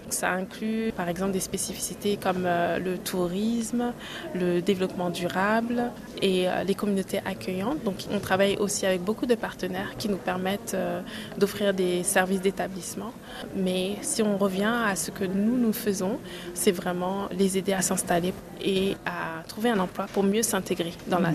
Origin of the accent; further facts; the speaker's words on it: France; moved away as an adult; also born or lived in Senegal; now in Canada; Le Sénégal, c'est vraiment là où je suis née. La France, c'est là où j'ai grandi. Et le Canada, c'est là où je me suis établie